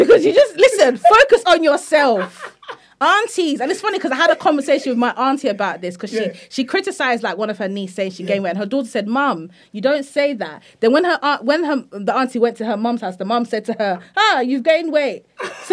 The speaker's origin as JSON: {"language": "English", "region": "London", "country": "United Kingdom", "also_born_or_lived": "Nigeria", "said": "we're both from London"}